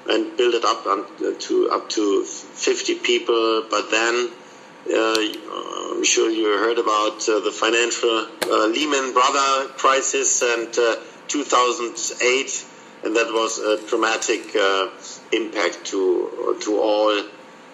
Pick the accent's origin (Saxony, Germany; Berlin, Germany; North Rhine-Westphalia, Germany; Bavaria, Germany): Bavaria, Germany; Munich; I was born in Munich